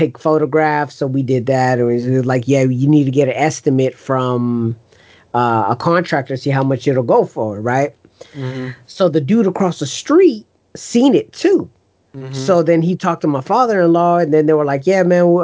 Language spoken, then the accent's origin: English; United States; my parents are from El Salvador, but I was born here